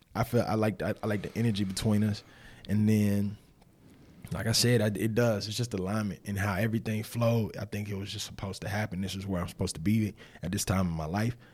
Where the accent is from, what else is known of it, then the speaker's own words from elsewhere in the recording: Winston-Salem, North Carolina, United States; I'm from Winston-Salem, North Carolina, originally.